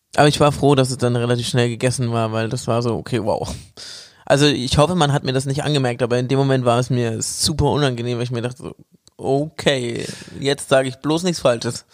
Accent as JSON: {"language": "German", "town": "Bamberg", "region": "Bavaria", "country": "Germany", "tie": "born or raised there", "moved": "yes", "said": "ich bin quasi in meiner Heimat. ähm, ja, in Bamberg."}